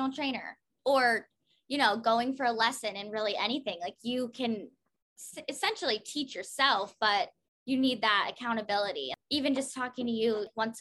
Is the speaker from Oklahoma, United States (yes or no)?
no; Pennsylvania, United States; I'm from Pennsylvania